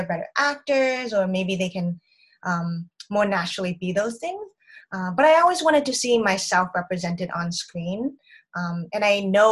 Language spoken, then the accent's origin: English; Boston, Massachusetts, United States; moved away as an adult; also born or lived in Connecticut / Southern California; I'm originally from Boston, Massachusetts, in the United States